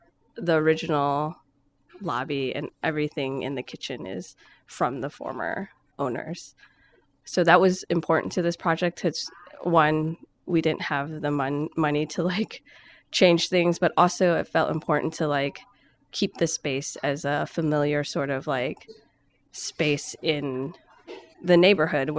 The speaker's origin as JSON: {"language": "English", "town": "Chicago", "region": "Illinois", "country": "United States", "tie": "born or raised there", "moved": "yes", "lives_now": "Philadelphia, United States", "said": "I was born in Chicago, Illinois. And I'm currently based in Philadelphia"}